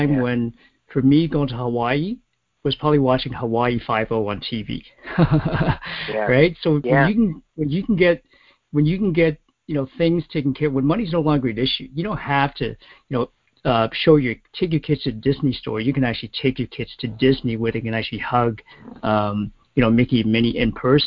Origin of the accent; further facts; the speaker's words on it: Toronto, Ontario, Canada; my hometown, Toronto.